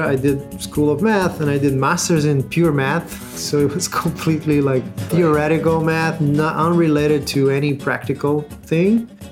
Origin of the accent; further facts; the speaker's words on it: Rio de Janeiro, Brazil; I'm from Rio de Janeiro.